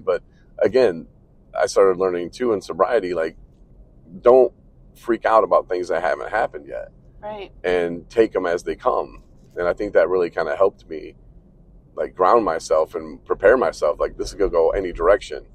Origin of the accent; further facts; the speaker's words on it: Coloma, Michigan, United States; moved away; we're coming into my hometown of Coloma now